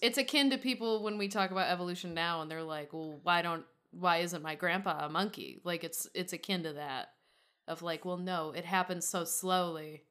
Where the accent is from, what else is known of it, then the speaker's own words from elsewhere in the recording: Michigan, United States; I'm from the Wolverine state